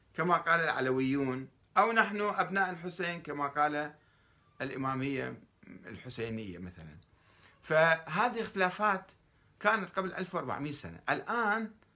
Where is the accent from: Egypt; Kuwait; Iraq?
Iraq; also born or lived in Iran